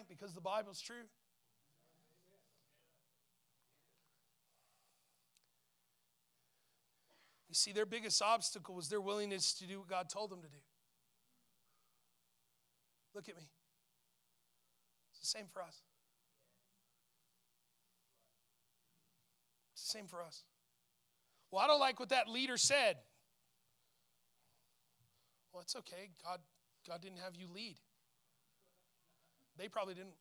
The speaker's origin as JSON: {"language": "English", "town": "Portales", "region": "New Mexico", "country": "United States", "tie": "born or raised there", "said": "I grew up in Portales"}